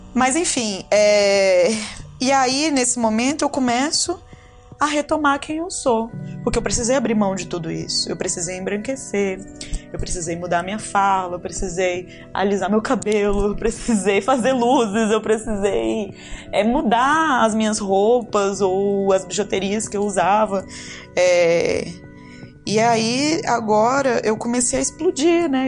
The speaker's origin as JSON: {"language": "Portuguese", "town": "Ceilândia", "region": "Federal District", "country": "Brazil", "tie": "born or raised there", "said": "eu fui criada na periferia, na Tailândia, né? Que eu fico brincando, que é ali na, na divisa de Taguatinga com Ceilândia"}